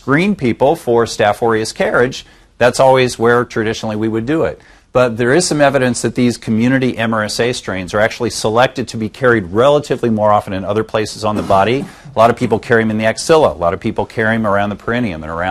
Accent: Kansas City, Missouri, United States; now in Southern California, United States; I actually grew up in the Midwest. I'm from Kansas City

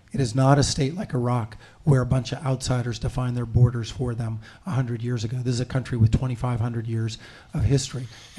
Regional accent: United States; also born or lived in Soviet Union / Poland; they really, really wanted to interact with me as an American.

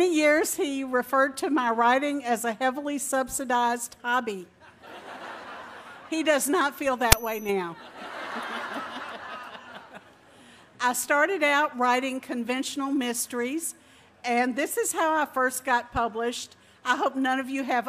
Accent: Tunica, Mississippi, United States; also born or lived in South Carolina / Arkansas; now in Texas, United States; I grew up in Tunica, Mississippi, which at the time was the poorest county in the United States

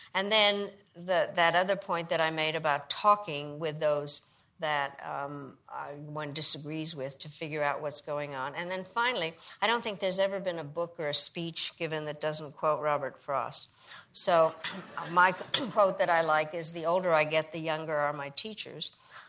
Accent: Czechia; born there; I was born in Czechoslovakia

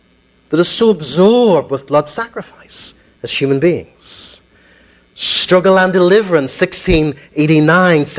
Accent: Ulster, Northern Ireland, United Kingdom; my community, okay? The Ulster Protestant Unionist British Loyalist community

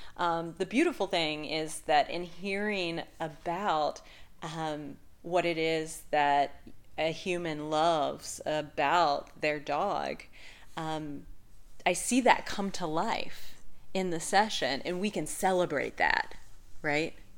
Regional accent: Southern Virginia, United States; moved away as an adult; I'm originally from Southern Virginia, but I've lived in the area for um, 15 years, um, so this place is definitely home

